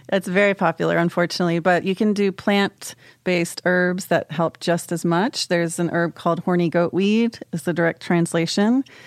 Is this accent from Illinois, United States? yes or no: no; College Park, Maryland, United States; I'm from College Park.